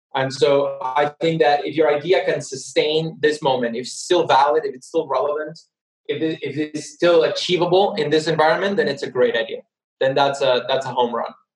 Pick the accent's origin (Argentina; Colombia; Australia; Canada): Argentina; moved away as an adult; also born or lived in United States / United Kingdom; my home country, Argentina